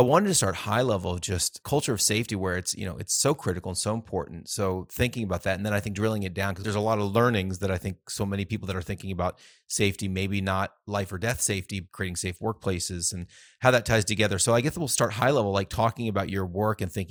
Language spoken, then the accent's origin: English; United States; As an American